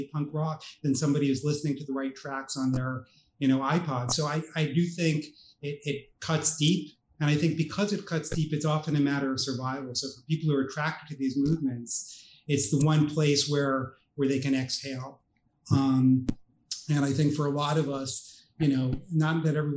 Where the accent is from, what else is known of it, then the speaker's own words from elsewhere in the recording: New York, United States; I grew up in New York